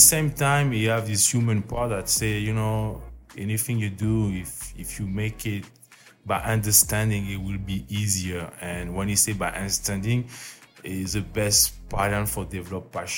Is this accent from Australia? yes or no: no; Auvergne-Rhône-Alpes, France; English is a second language; moved away; I'm in France, I'm from Auvergne, it's volcanic